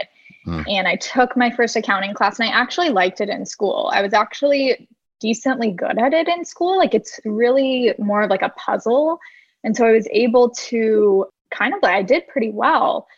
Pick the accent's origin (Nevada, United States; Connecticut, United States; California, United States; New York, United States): California, United States; Orange County; also born or lived in Los Angeles, California; I am from Orange County, California